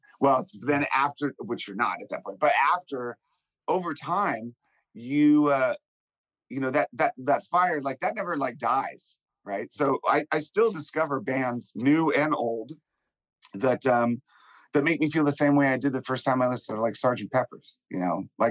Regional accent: Washington, District of Columbia, United States; When I was young, growing up in Washington, D.C., I was like a little punk rock kid

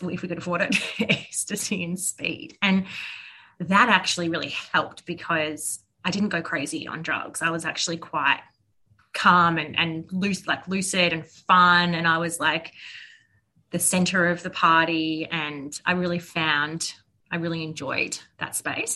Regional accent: Melbourne, Victoria, Australia; I grew up in Bayside in Melbourne, which is a beautiful part of Victoria

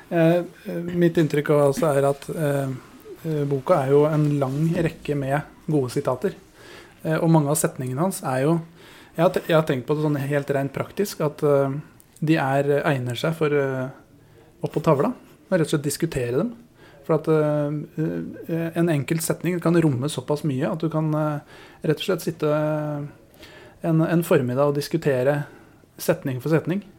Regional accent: Horten, Vestfold, Norway; Vi er fra Horten, vet du. Ja, vi er fra Horten.

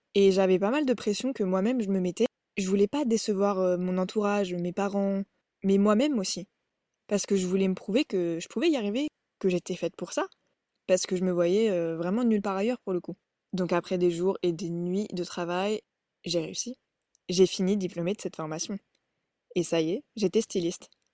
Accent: Burgundy, Bourgogne-Franche-Comté, France; also born or lived in England; Je suis originaire de Bourgogne, en France

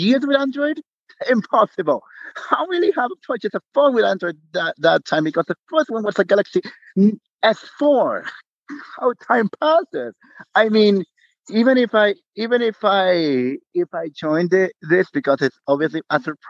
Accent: Panama City, Panama; now in Penonomé, Panama; I come from Panama, the beautiful city of the beautiful country of Panama. I was born in the city

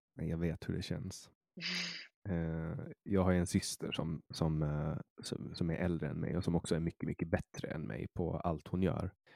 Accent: Åland Islands; also born or lived in Stockholm, Sweden; now in Åland; jag är från Åland och här är ju, vi pratar ju svenska

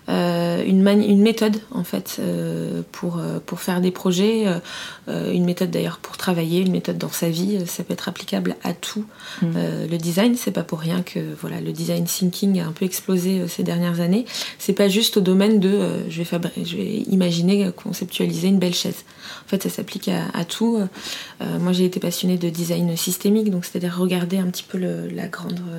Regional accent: Fontainebleau, Île-de-France, France; also born or lived in Paris; je suis née à Paris, mais euh, à 5 ans, j'ai emménagé à Fontainebleau

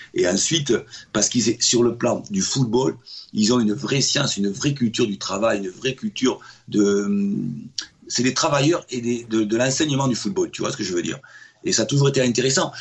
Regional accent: Bordeaux, Nouvelle-Aquitaine, France; moved away as an adult; en tant que Bordelais

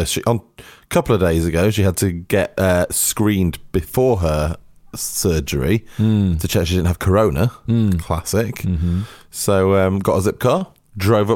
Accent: Altrincham, North West England, United Kingdom; my hometown of Altrincham boasted the biggest Tesco in Europe

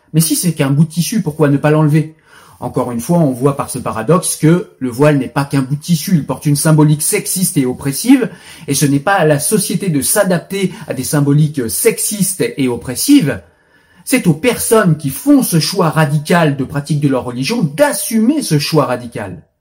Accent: France; je suis français, pas israélien

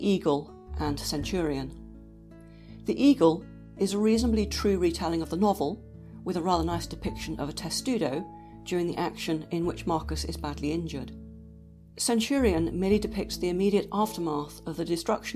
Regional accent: Dorchester, South West England, United Kingdom; growing up in Durnoveria, the Roman town of Dorchester in Dorset

